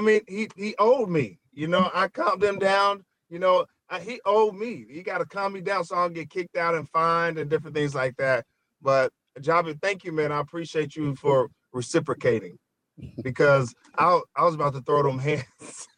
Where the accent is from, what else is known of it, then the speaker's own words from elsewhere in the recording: Pine Bluff, Arkansas, United States; moved away; I'm from Pine Bluff, Arkansas